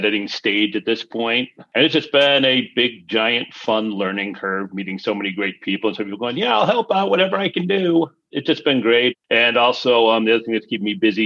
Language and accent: English; Chicago, Illinois, United States; I'm from Chicago